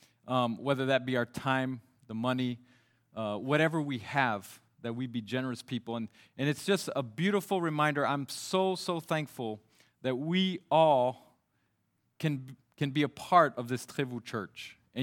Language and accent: English; Mali; now in France; since I grew up in Mali, West Africa, there's not too many fish in the Sahara Desert.